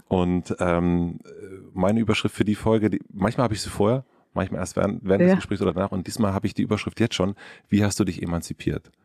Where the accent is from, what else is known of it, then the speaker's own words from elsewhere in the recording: southern Brandenburg, Germany; ich bin in Südbrandenburg aufgewachsen